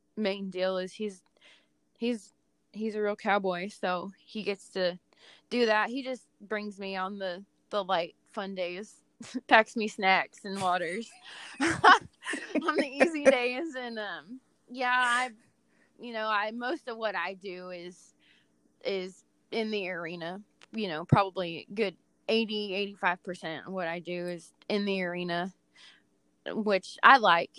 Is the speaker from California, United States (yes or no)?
yes; California, United States; moved away as an adult; now in Texas, United States; because I was raised in California, and now at this point in my life, I'm almost 38. I've spent about half my life in California, and the second half has been pretty much in Texas